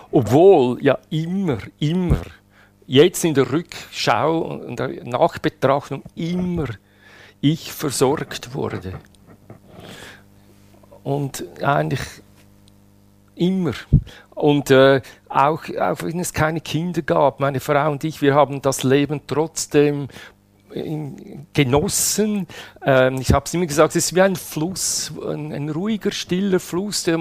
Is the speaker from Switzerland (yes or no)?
yes; Switzerland; Karriere, so wie es sein muss. Als Schweizer. Als Schweizer, ja.